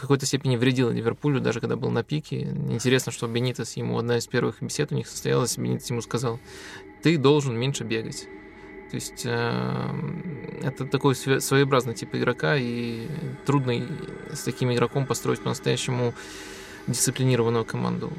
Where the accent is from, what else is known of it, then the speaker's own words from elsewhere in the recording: Belarus; я из Беларуси